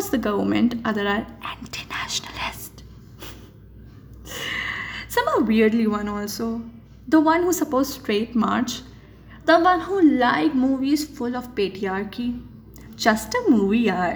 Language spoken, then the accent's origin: English; Jaipur, Rajasthan, India; I'm from Gulabi Nagar, Jaipur